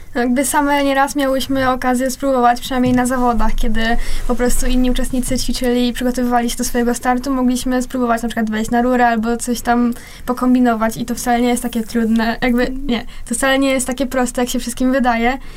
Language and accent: Polish; Chorzów, Silesian Voivodeship, Poland; obie jesteśmy z Chorzowa